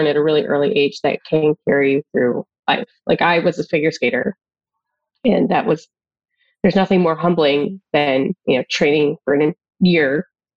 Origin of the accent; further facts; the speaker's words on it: Jamestown, New York, United States; moved away; also born or lived in Detroit; I grew up outside Buffalo, New York, in a town called Jamestown, New York